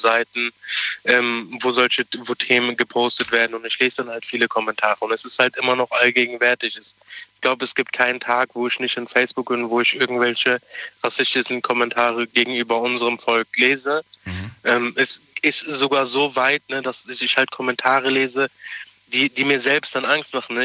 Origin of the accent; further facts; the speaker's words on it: Germany; wir, die hier in Deutschland leben, weil wir sind deutsche Roma und deutsche Zinti, wir sind hm? seit 1890 hier in Deutschland